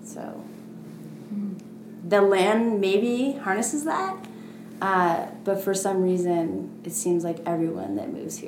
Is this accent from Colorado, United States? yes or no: no; Portland, Oregon, United States; so I come from Portland, right? Everything's new and up and coming.